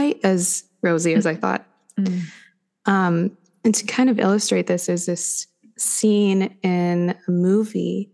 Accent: United States; also born or lived in New York; I'm an American

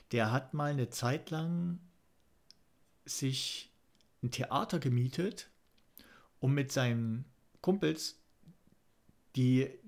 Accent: East Germany, Germany; Aber ah, als Ossi-Junge, da hat es echt schwer.

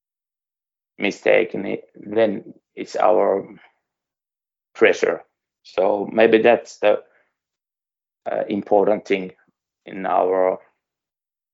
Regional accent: Suomussalmi, Kainuu, Finland; English is a second language; I come from Suomussalmi. It's near Sotkamo and in the east. So when I was a little boy, I went to see Sotkamo Jymy games

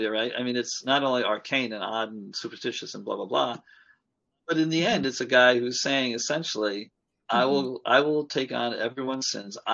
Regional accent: Long Island, New York, United States; I grew up on Long Island and there was a large Jewish community there

